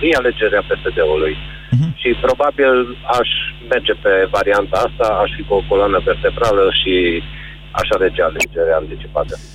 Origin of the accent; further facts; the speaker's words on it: Arad, Arad County, Romania; Din Arad